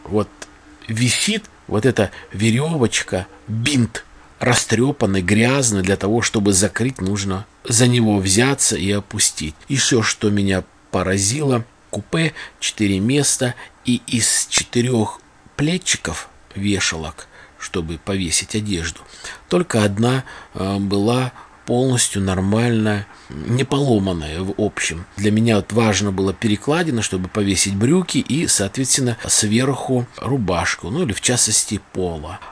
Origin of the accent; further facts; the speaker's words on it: Saratov Oblast, Russia; also born or lived in Balakovo; у нас в Саратове